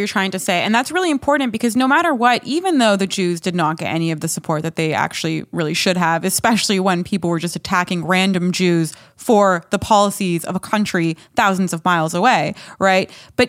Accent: Los Angeles, California, United States; I was born in Los Angeles? Am I not American? Just because, yeah, I'm a first generation American

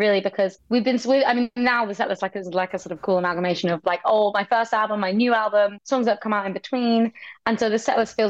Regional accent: Brighton, South East England, United Kingdom; I'm from Brighton. That's like where I went to see shows growing up

